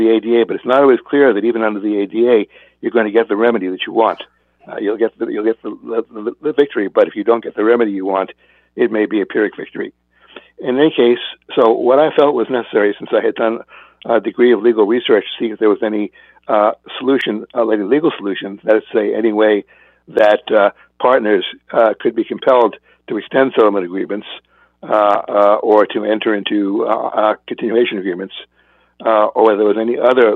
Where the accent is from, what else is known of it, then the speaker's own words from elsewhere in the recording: California, United States; I'm from California